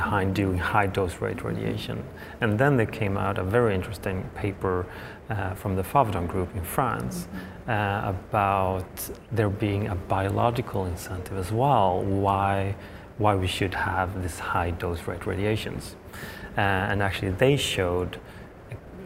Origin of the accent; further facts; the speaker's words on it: Sweden; moved away as an adult; also born or lived in Hawaii; now in Stanford, United States; I'm from Sweden originally.